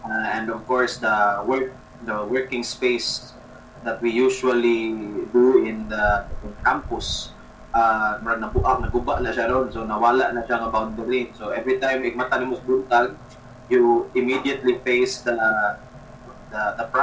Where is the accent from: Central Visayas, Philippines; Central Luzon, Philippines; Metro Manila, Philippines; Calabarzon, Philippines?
Central Visayas, Philippines; Cebu; I went back to my hometown since mm-hmm. March so since the lockdown in Cebu City uh, so since March I'm currently based outside Cebu City but still in Cebu